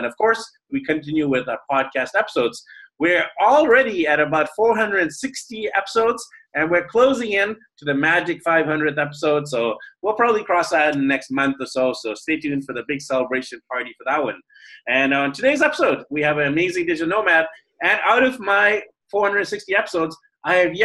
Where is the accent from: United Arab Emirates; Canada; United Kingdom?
Canada; moved away; I'm from Canada. I'm joining us from the Philippines today